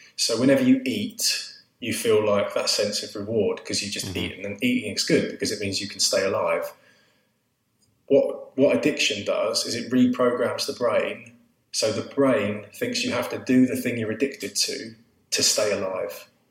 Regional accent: Southend-on-Sea, East of England, United Kingdom; I grew up in Essex, in Southend, which is where I still live now

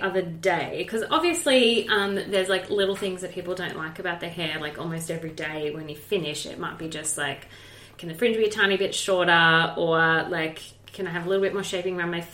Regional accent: Australia; as an Australian professional

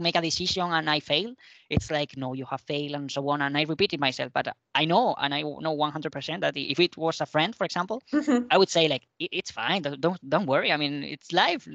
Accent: Spain; English is a second language; moved away as an adult; now in Madrid, Spain; go to visit my parents, which is a smaller town in the south

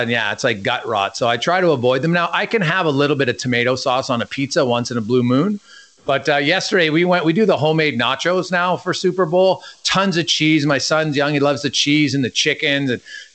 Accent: Canada; I'm a Canadian

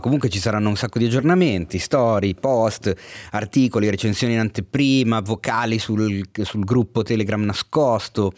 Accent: Milan, Lombardy, Italy; accent: Milanese; si sente troppo la mia cadenza milanese

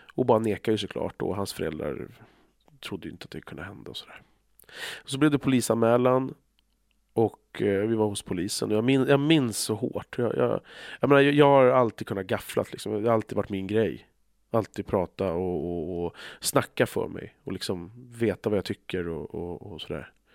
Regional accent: Stockholm, Stockholm County, Sweden; där vi växte upp så fanns det utanför i Bandhagen

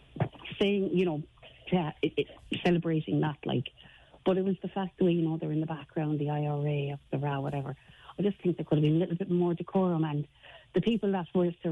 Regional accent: Ireland; being Irish

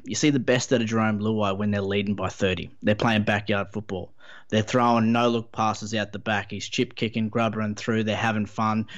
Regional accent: Queensland, Australia; as a Queenslander

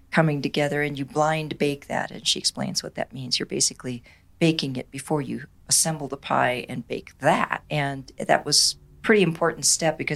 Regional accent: Michigan, United States; I, I hail from Michigan

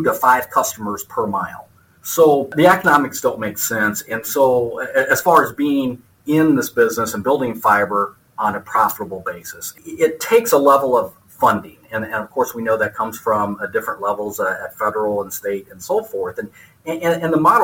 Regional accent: Northeast Kansas, United States; I grew up in Northeast Kansas in a farmhouse.

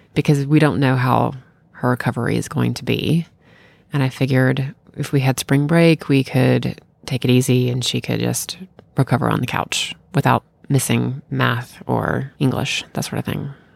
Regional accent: Bartlett, Tennessee, United States; also born or lived in Memphis, Tennessee; I'm from Memphis, Tennessee. I was born and raised in Bartlett

